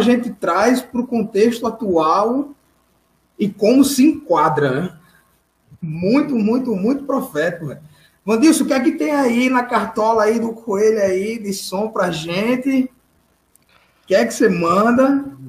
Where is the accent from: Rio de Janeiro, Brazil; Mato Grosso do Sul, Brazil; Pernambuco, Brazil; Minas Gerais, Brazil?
Pernambuco, Brazil; Recife; eu como recifense